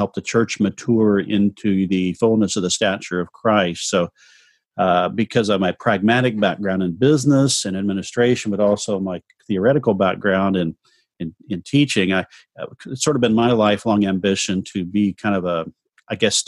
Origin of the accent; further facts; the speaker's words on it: Southern Illinois near St. Louis, United States; moved away as an adult; now in Orlando, United States; I come from Southern Illinois near St. Louis